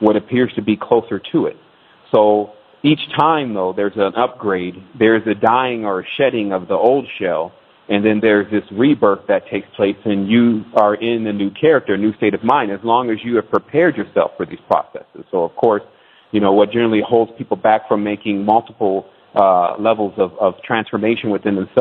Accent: Detroit, Michigan, United States; My mother was born and raised in Detroit. I was born in Detroit

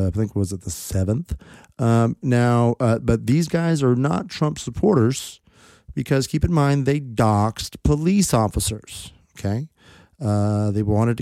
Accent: Texas, United States; my home state of Texas

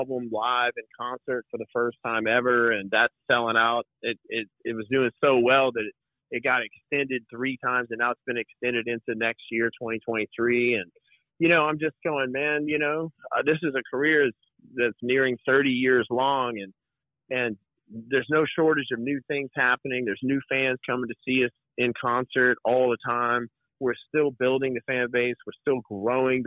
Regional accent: Shreveport, Louisiana, United States; now in Tennessee, United States; my hometown of Shreveport

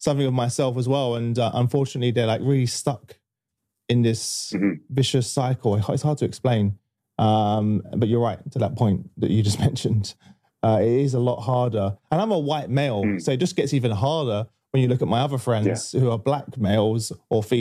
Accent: London, United Kingdom; I grew up obviously in East London

